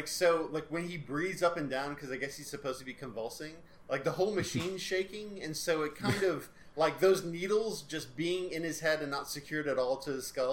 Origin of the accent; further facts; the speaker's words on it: the South, United States; our South is totally not the South of Texas